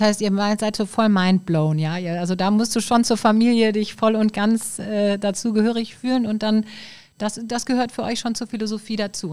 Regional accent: Düsseldorf, North Rhine-Westphalia, Germany; Als Düsseldorfer

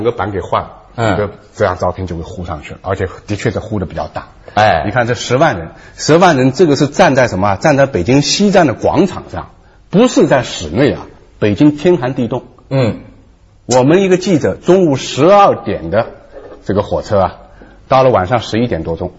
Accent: Suzhou, Jiangsu, China; moved away; also born or lived in Shanghai; 不过那那那个时候在复旦上大学的时候，我老家苏州。

